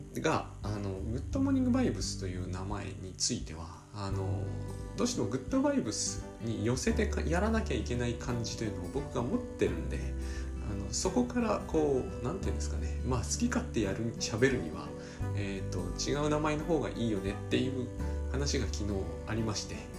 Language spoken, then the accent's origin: Japanese; Japan